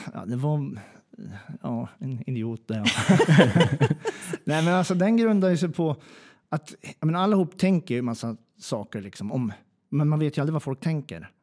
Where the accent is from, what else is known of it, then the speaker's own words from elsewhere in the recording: Njutånger, Gävleborg County, Sweden; accent: Hälsingemål; jag är från Njutånger